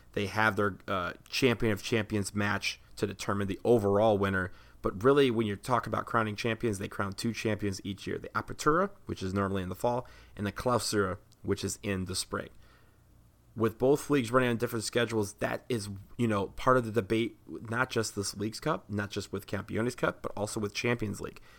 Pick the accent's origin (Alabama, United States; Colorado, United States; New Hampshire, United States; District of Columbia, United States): District of Columbia, United States; Washington; right here in DC, where I am from.